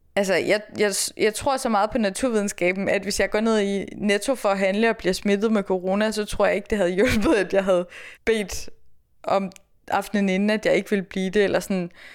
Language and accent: Danish; East Jutland, Central Denmark Region, Denmark; moved away as an adult; also born or lived in Aarhus; now in Copenhagen, Denmark; så er jeg jo jyde